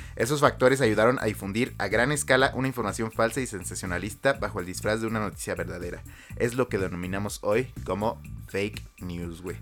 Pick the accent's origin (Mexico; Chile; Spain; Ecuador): Mexico